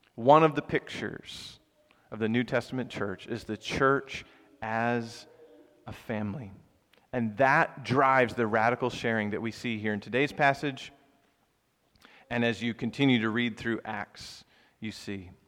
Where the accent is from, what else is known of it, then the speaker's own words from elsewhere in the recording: the South, United States; moved away as an adult; now in Philadelphia, United States; where I grew up in the South